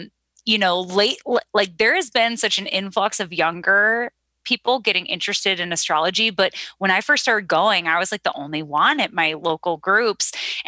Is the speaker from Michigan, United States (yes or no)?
no; Cleveland, Ohio, United States; also born or lived in New York; So I'm an astrologer from Cleveland, Ohio.